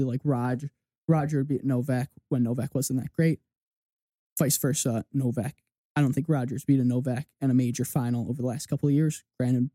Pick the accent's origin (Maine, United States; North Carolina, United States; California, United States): North Carolina, United States; Winston-Salem; my hometown tournament and went to Salem Open